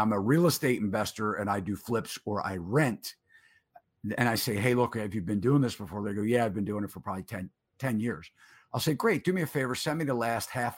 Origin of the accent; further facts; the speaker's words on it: Baltimore, Maryland, United States; growing up in Maryland, Baltimore, I'm a Baltimore guy